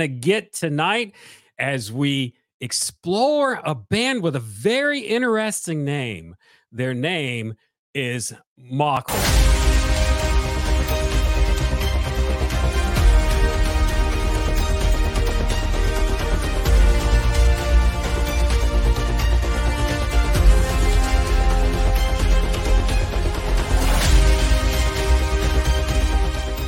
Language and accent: English; South Carolina, United States; I'm from South Carolina